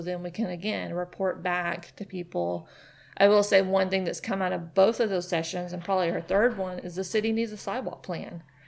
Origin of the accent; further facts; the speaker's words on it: Nashville, Tennessee, United States; now in Chattanooga, United States; I'm from Nashville